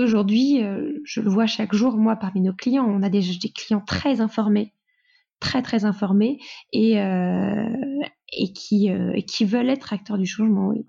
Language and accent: French; Lille, Hauts-de-France, France; also born or lived in Mexico; Je suis lilloise, nordiste d'origine.